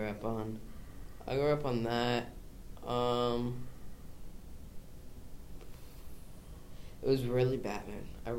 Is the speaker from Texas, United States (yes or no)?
no; Ohio, United States